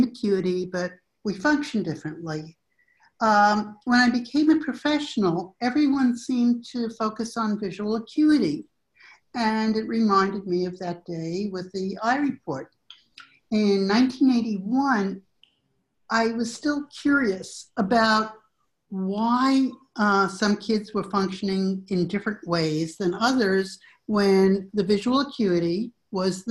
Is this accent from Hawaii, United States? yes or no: no; New York City, New York, United States; moved away as an adult; also born or lived in Illinois / Nashville, Tennessee; now in Austin, United States; I live in Austin, Texas, but I'm originally a New Yorker. Grew up in New York City